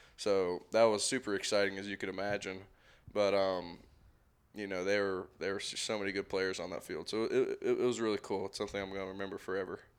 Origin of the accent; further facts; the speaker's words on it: Marietta, Georgia, United States; I'm from Marietta, Georgia, and it, which is often referred to as East Cobb